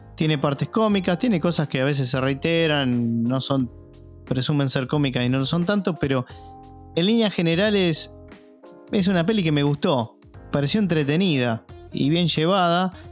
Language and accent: Spanish; Argentina; acá en Argentina